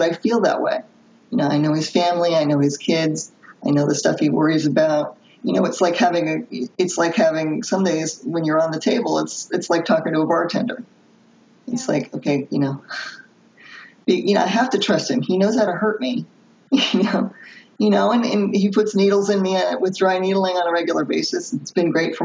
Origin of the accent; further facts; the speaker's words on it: Philadelphia, Pennsylvania, United States; I'm from Philadelphia